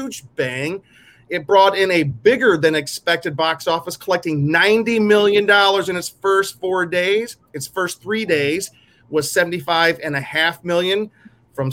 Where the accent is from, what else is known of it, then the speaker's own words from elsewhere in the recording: the South, United States; I'm from the South